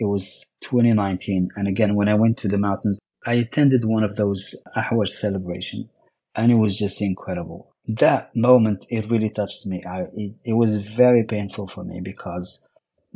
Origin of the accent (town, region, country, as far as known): Morocco; born or raised there; English is a second language; moved away as an adult; now in Houston, United States